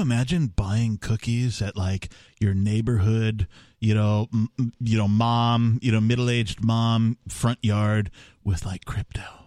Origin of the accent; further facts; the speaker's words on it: Wisconsin, United States; I grew up in Wisconsin